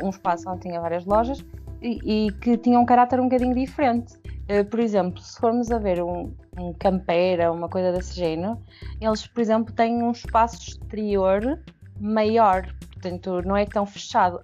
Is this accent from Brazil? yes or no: no; Peso da Régua, Norte, Portugal; eu, eu, eu, eu, não era do Porto, não é? Portanto, eu cresci na Régua